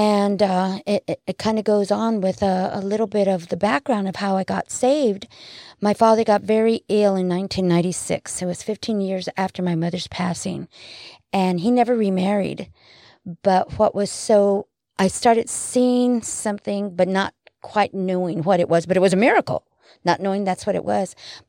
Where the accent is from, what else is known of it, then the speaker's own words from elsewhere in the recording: New Mexico, United States; being brought up in a very small, you know, city. Mm-hmm. I'm actually from New Mexico.